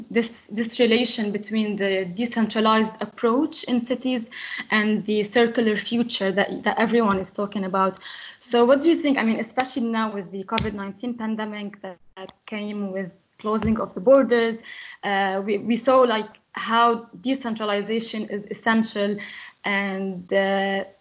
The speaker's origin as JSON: {"language": "English", "country": "Lebanon", "said": "I'm coming from Lebanon"}